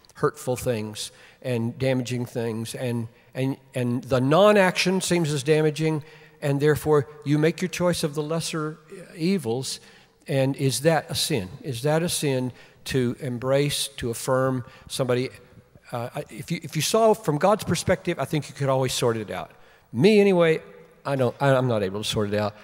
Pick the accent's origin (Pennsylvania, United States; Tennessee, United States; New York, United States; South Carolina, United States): South Carolina, United States; Greenville; I grew up in Greenville, South Carolina